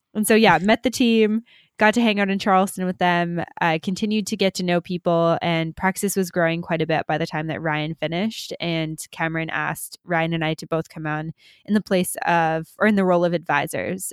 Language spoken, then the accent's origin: English; Canada; moved away as an adult; we're both Canadian